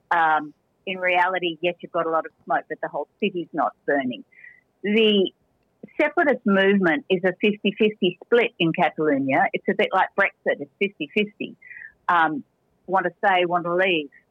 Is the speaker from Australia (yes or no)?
yes; Australia; moved away as an adult; now in Spain; as an Australian